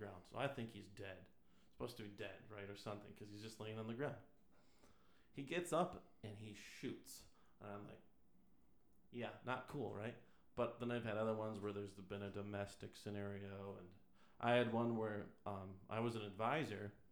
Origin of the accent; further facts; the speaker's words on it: Madison, Wisconsin, United States; I'm originally from Wisconsin. I was born in Madison